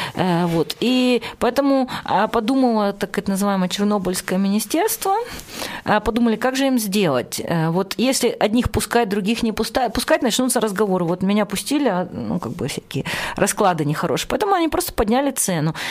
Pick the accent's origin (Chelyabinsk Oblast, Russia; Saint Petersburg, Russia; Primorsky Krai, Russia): Chelyabinsk Oblast, Russia; Chelyabinsk; я из Челябинска